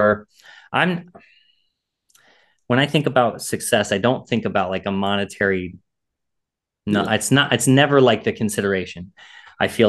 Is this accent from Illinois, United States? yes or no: yes; Illinois, United States; now in Maryland, United States; I'm from Illinois. And so I'm a transplant here